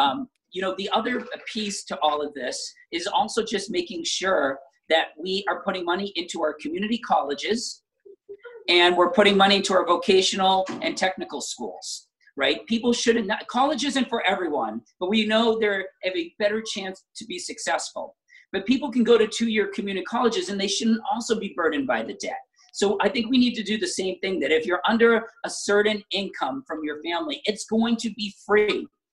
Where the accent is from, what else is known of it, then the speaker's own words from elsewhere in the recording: Braintree, Massachusetts, United States; I grew up in Braintree, in a suburb so similar to most of the 34 cities and towns